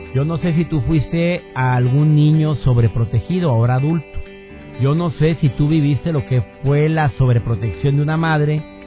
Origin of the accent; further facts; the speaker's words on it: Mexico; durante mucho tiempo vivió con la terrible inseguridad en mi amado México